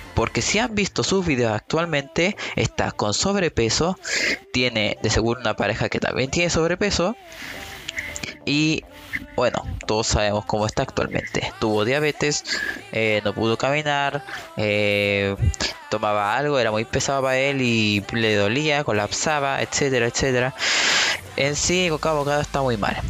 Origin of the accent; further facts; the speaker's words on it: Chile; soy de Chile